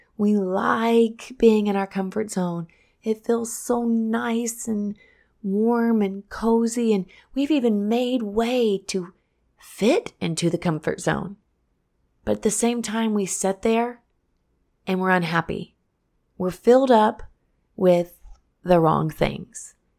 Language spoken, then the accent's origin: English; Missouri, United States; born or raised there; moved away as an adult; now in Florida, United States